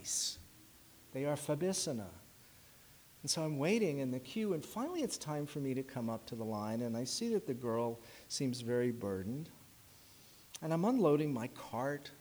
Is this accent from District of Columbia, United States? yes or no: yes; Washington, District of Columbia, United States; moved away; I was in Washington, D.C., my hometown